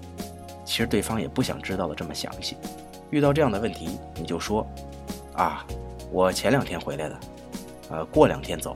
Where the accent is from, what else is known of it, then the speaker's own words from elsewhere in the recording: China; 我们中国人